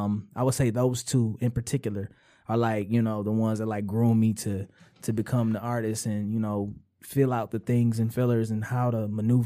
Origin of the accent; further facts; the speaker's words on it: Detroit, Michigan, United States; West Side, Detroit. I grew up pretty much majority West Side, 6 Mile mainly.